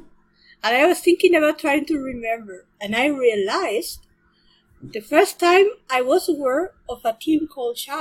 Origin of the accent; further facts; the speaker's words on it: Spain; moved away as an adult; now in Germany; I come from Spain, where I live in Germany now. I've been living in Germany for 20 years